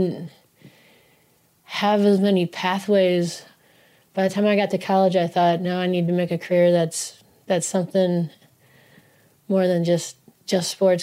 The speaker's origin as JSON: {"language": "English", "town": "Kalamazoo", "region": "Michigan", "country": "United States", "tie": "born or raised there", "said": "growing up in Southwest Michigan"}